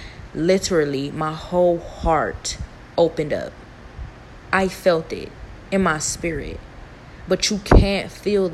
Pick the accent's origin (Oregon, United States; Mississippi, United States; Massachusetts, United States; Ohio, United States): Ohio, United States; Cleveland; I'm from Cleveland, Ohio.